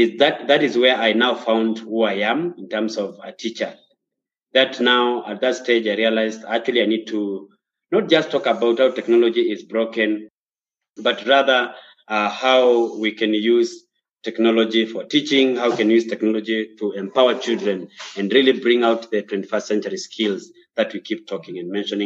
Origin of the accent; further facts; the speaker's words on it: Kenya; also born or lived in Nairobi, Kenya; I'm a Kenyan. I live in Nairobi, Kenya, and the nearby counties.